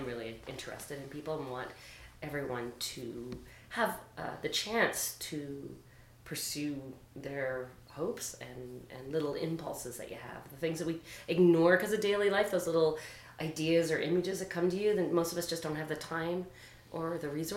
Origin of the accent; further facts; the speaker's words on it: St. John's, Newfoundland and Labrador, Canada; moved away; I grew up in St. John's